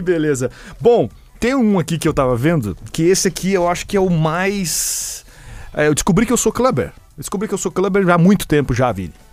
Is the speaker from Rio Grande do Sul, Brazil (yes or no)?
yes; Rio Grande do Sul, Brazil; a gente é gaúcho. Eu, ouvi, nós somos gaúchos